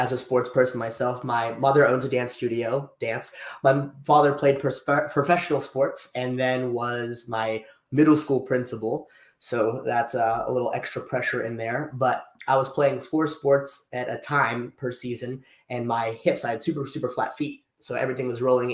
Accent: Freeport, Pennsylvania, United States; grew up, born and raised in Freeport, Pennsylvania

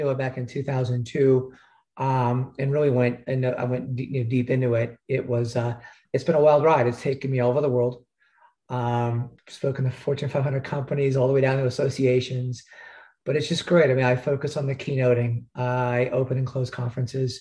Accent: Stuart, Florida, United States; also born or lived in Chicago, Illinois; I was born in Chicago. My dad got tired of the cold weather when I was 8 years old. He uprooted the family down to Stuart, Florida, which is just north of West Palm Beach.

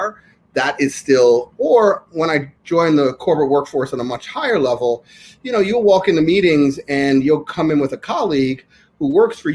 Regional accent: New York, United States; I'm born and raised in New York

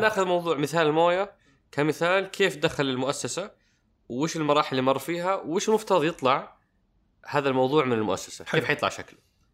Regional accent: Saudi Arabia; احنا كسعوديين

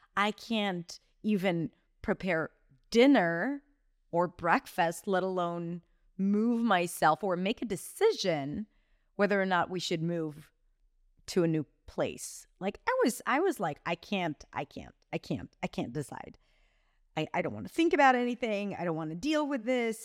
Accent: Israel; moved away as an adult; also born or lived in New York, United States; now in Barcelona, Spain; went back to my home country, Israel

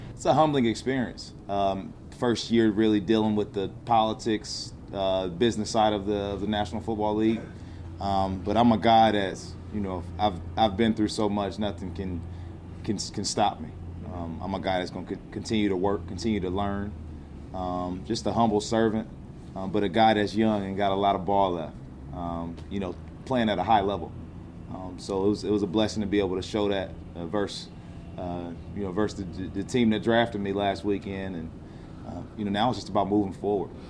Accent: Fort Wayne, Indiana, United States; in Fort Wayne, Indiana, my, my hometown

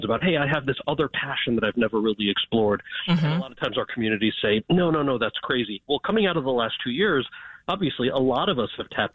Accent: outside of New York City, United States; I grew up outside of New York City

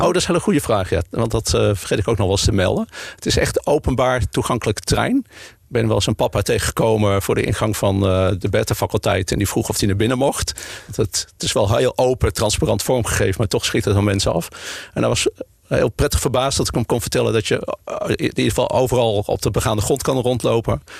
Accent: Utrecht, Netherlands; also born or lived in Leiden; now in Amsterdam, Netherlands; maar ik ben eigenlijk een Utrechter. Geboren getogen in, eh, in Utrecht

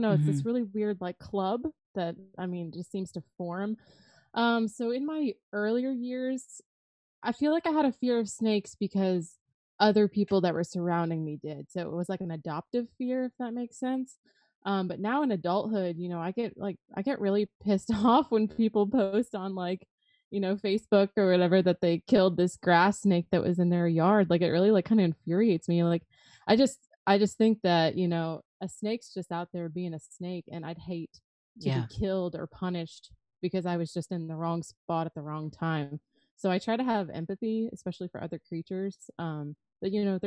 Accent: South Florida, United States; I grew up in South Florida

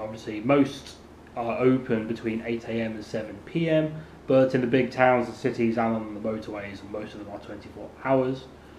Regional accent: just outside Birmingham, West Midlands, United Kingdom; I was brought up just outside Birmingham.

